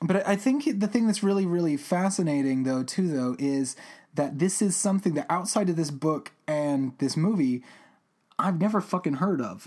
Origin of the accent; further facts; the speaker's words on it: Albuquerque, New Mexico, United States; my home state of New Mexico